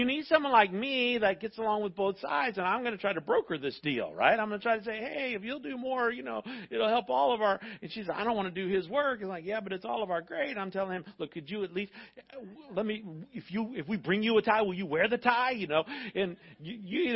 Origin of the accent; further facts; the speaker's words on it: Florida, United States; when I was growing up in Florida schools